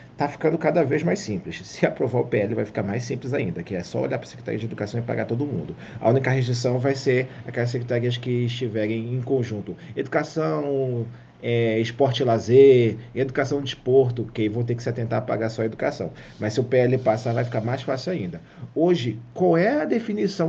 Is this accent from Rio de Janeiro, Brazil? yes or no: yes; Rio de Janeiro, Brazil; Eu, como carioca